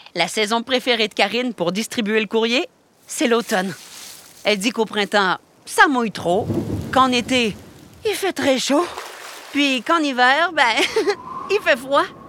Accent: Canada; Chez nous, au Canada

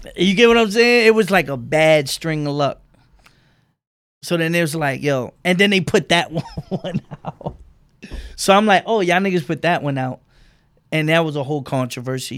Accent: New York City, New York, United States; I'm from Bed-Stuy on Myrtle

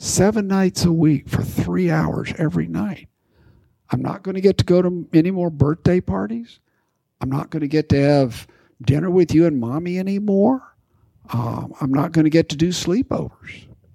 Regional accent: Midland, Texas, United States; Grew up in Midland, correct.

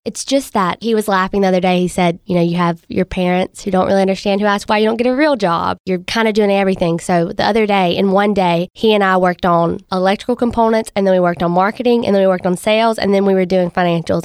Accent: Monticello, Mississippi, United States; moved away; I'm twenty-three, and I'm originally from Monticello, Mississippi.

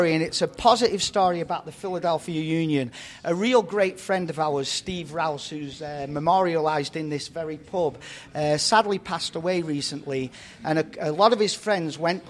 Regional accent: Barrow-in-Furness, North West England, United Kingdom; now in United States; Barrow, my hometown in England

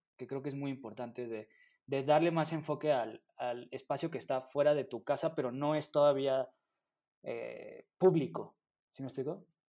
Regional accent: Mexico City, Mexico; nosotros como mexicanos, bueno, como, como habitantes de la Ciudad de México

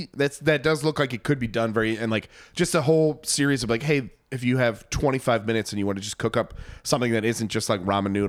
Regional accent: New York, United States; I'm from New York

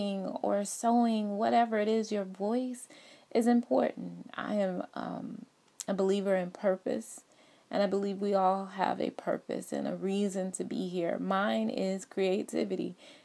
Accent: Atlanta, Georgia, United States; I am originally from Atlanta, Georgia.

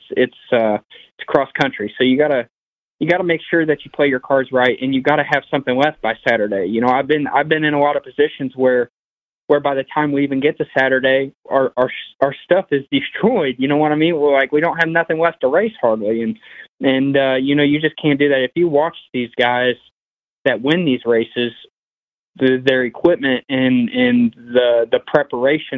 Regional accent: Brownstown, United States; growing up around Brownstown

